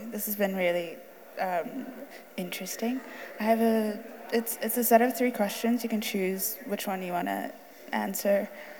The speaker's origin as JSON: {"language": "English", "country": "Uganda", "tie": "born or raised there", "moved": "as an adult", "said": "I grew up in Uganda, so I grew up in a bungalow for 18 years"}